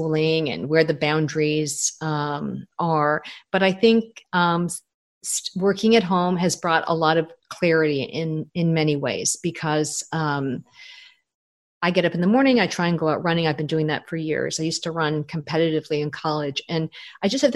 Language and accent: English; Toronto, Ontario, Canada; moved away; I'm from Toronto